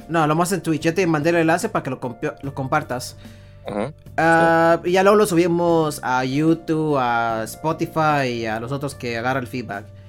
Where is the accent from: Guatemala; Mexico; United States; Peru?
Mexico; nosotros somos mexicanos